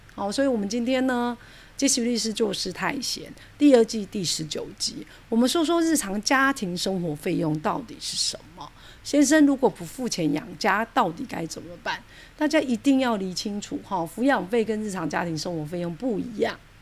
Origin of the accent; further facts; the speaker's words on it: Taiwan; 因为我们台湾人